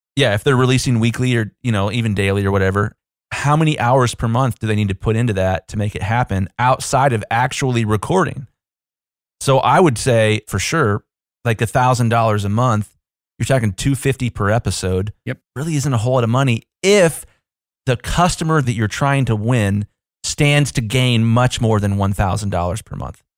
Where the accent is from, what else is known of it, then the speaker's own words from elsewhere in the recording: Columbus, Ohio, United States; I'm from Columbus, Ohio. We're a pretty big city.